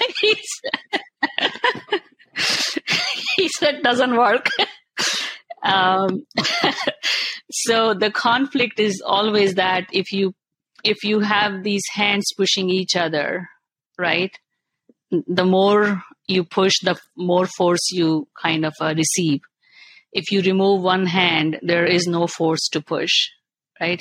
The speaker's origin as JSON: {"language": "English", "country": "India", "tie": "born or raised there", "moved": "as an adult", "lives_now": "Canada", "said": "I'm born and brought up in India"}